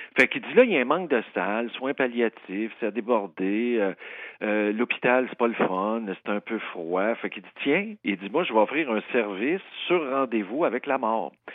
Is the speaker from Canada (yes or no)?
yes; Saint-Jean-sur-Richelieu, Quebec, Canada; Ça, c'est ma, ville natale